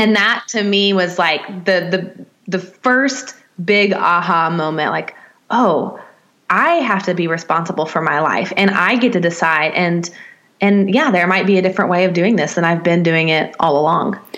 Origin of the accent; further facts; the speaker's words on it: Nashville, Tennessee, United States; I'm from Nashville, Tennessee, in the states, in the in the deep mm. South